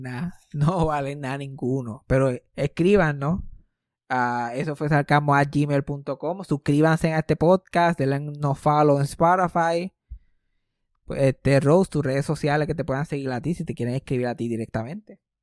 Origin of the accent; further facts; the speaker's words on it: Puerto Rico; a mí como puertorriqueño